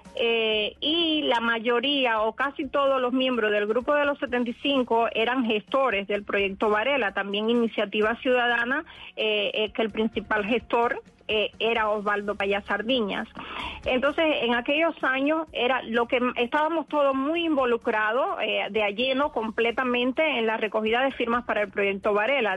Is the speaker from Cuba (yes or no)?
yes; Cuba; moved away as an adult; now in United States; somos pocos los cubanos que hemos determinado enfrentar la dictadura